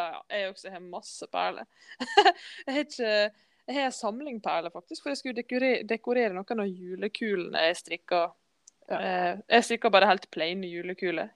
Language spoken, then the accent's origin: Norwegian; Skodje, Møre og Romsdal, Norway; Jeg vokste opp på Skodje, Skøye, som vi sier